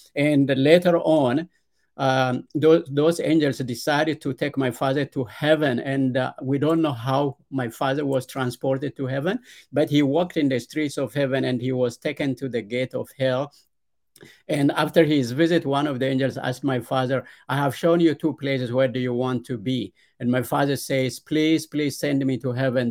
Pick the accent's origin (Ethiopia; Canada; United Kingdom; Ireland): Ethiopia; Yes, I was born and raised in Ethiopia. It's a, a very poor, uh, rural village in, uh, southern central part of Ethiopia.